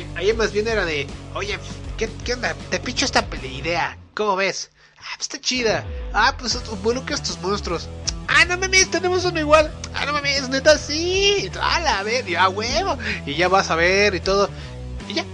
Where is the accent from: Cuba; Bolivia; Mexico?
Mexico; Somos mexicanos.